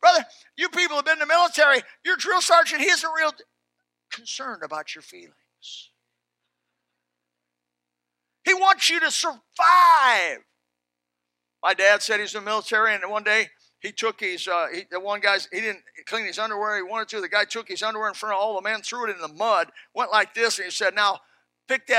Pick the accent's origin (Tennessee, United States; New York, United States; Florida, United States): Florida, United States; South; I'm from South Florida.